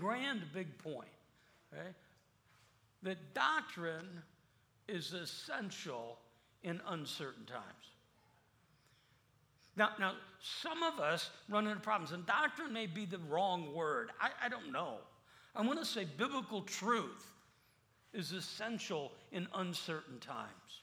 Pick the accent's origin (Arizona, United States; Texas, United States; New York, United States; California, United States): Arizona, United States; Phoenix; I'm from Phoenix.